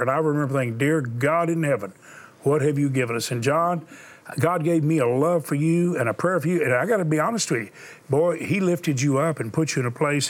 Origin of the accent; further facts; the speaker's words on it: Houston, Texas, United States; I was born in Houston